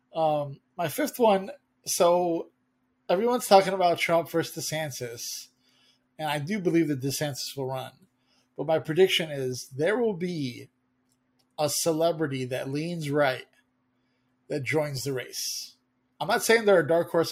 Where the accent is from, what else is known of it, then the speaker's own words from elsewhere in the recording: United States; as an American